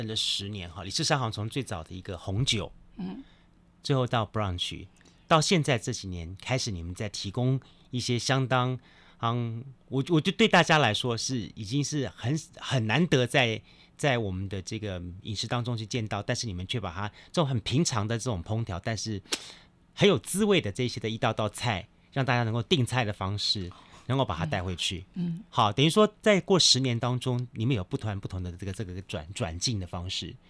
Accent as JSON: {"language": "Chinese", "country": "Taiwan", "said": "我们台湾人认同的，我们知道的台湾味，跟外国人认同的台湾味"}